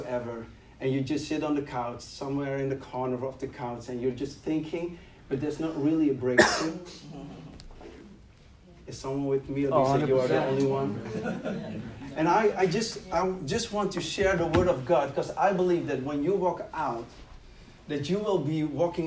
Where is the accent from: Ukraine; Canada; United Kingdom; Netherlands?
Netherlands; English is a second language; I'm from the Netherlands, so, and I'm trying to do my best to speak in your language